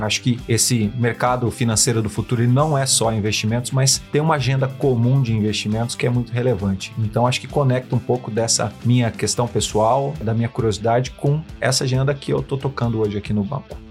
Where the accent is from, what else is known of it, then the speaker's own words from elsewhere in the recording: São José do Rio Preto, São Paulo, Brazil; moved away as an adult; now in São Paulo, Brazil; sou do interior de São Paulo, cidade de São José do Rio Preto. Estou em São Paulo há 14 anos